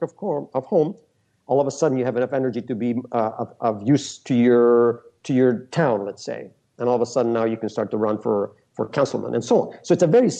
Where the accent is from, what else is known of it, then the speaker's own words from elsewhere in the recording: Peru; I never lived there. I was born in Peru